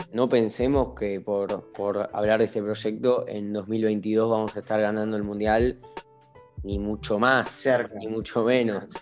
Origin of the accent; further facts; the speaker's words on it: Argentina; el argentino en especial soy